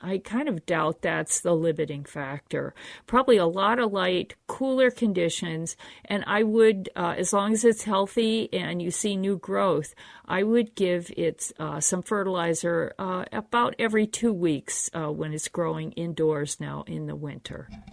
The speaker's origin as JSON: {"language": "English", "region": "Pennsylvania", "country": "United States", "tie": "born or raised there", "moved": "yes", "lives_now": "Minnesota, United States", "said": "I grew up in the East Coast in Pennsylvania, and it was fine there"}